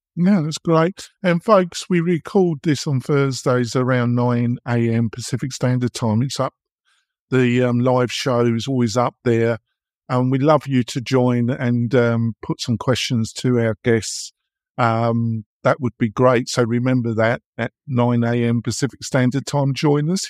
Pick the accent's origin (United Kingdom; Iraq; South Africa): United Kingdom; England; moved away as an adult; now in United States; I come from England. I've been living here almost twenty years